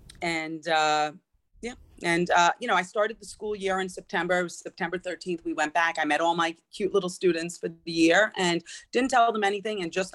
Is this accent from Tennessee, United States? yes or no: no; Connecticut, United States; So I did find another teaching job and I worked in Connecticut, which is where I'm from.